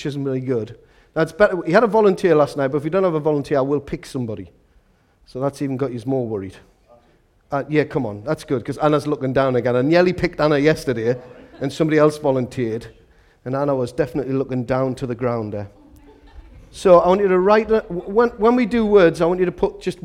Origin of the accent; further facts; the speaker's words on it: Newcastle upon Tyne, North East England, United Kingdom; I'm from Walker.